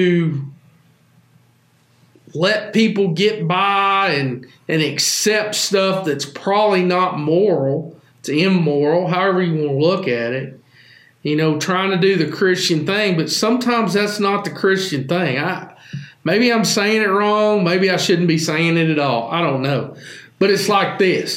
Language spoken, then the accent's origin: English; the South, United States; I can't be proud to be from the South